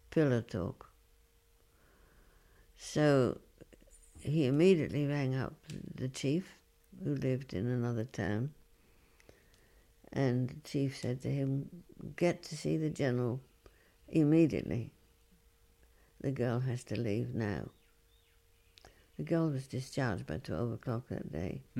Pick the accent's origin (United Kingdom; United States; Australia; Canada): United Kingdom; London; Oh well, yes, I come from London, but uh, I, I, I live here and I'm working here.